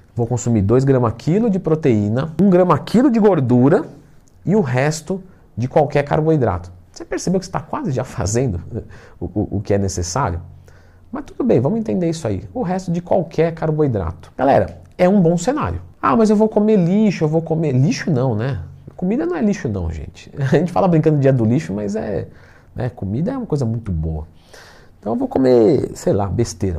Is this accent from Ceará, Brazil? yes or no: no; São Paulo, Brazil; eu sou paulista